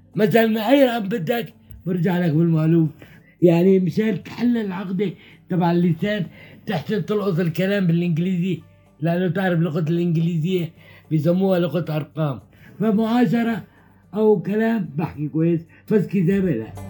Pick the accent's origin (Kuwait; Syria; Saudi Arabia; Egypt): Syria; Aleppo, Aleppo Governorate; moved away as an adult; also born or lived in Azaz, Syria; قمت رجعت لحلب